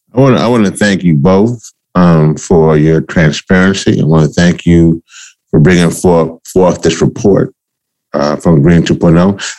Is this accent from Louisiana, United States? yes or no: yes; Louisiana, United States; I'm also from Louisiana